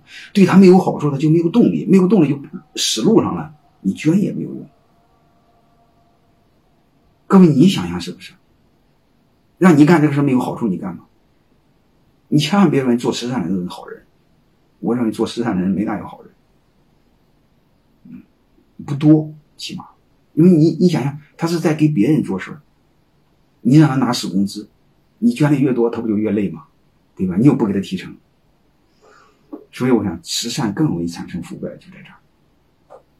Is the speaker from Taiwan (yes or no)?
no; Hubei, China; 我是湖北人，说句心里话，不想让你们捐，你们可以卖给我们